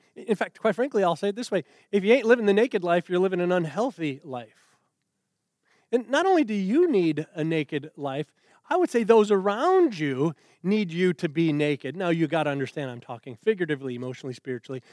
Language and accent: English; United States; as an American Christian man